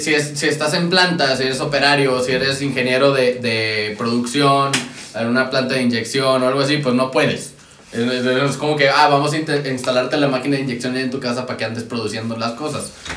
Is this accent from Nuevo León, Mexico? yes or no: yes; Monterrey, Nuevo León, Mexico; yo soy de Monterrey